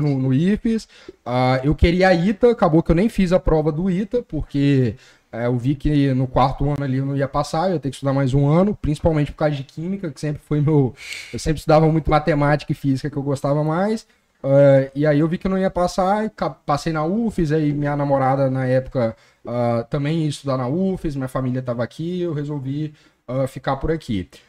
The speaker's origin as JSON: {"language": "Portuguese", "town": "Colatina", "region": "Espírito Santo", "country": "Brazil", "said": "sou de Colatina"}